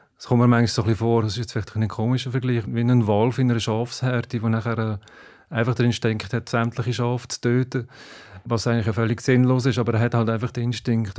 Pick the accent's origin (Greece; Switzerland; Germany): Switzerland; bei uns in der Schweiz